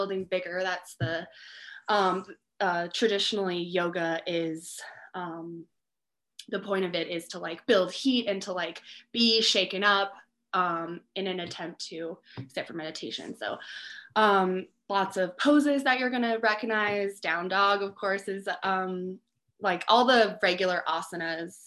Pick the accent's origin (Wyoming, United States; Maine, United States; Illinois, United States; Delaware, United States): Wyoming, United States; Cheyenne; moved away as an adult; now in Teton Valley, United States; I am from Cheyenne, Wyoming originally.